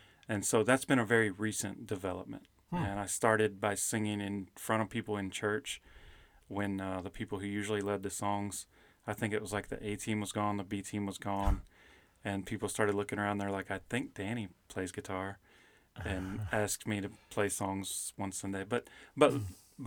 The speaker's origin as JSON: {"language": "English", "region": "Kentucky", "country": "United States", "tie": "born or raised there", "also_born_or_lived": "South Carolina", "moved": "as an adult", "said": "I grew up in Kentucky"}